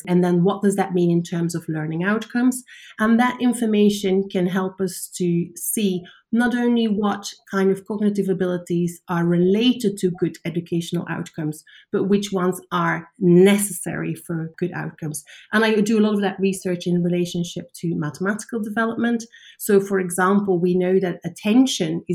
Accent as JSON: {"language": "English", "country": "Belgium", "moved": "yes", "said": "I'm from Belgium originally, so I was studying at the University of Antwerp"}